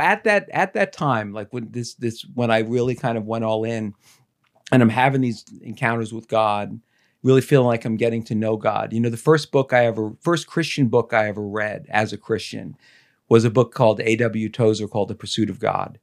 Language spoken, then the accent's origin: English; Dumont, New Jersey, United States; I grew up in Dumont